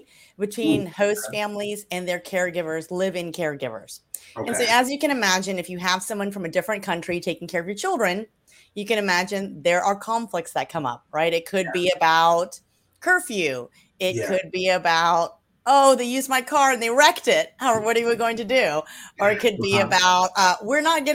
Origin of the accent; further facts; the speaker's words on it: Louisiana, United States; I am originally from Louisiana, the Deep South. And that's where I grew up.